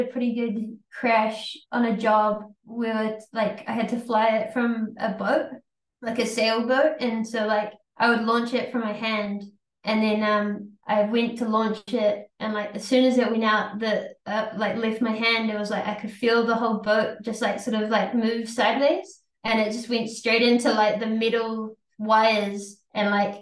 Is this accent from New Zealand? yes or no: yes; New Zealand; we're from New Zealand.